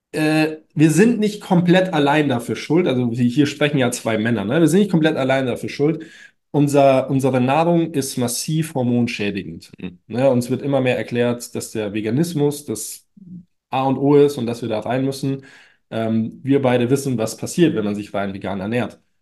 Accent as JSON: {"language": "German", "town": "Munich", "region": "Bavaria", "country": "Germany", "said": "bei uns in München"}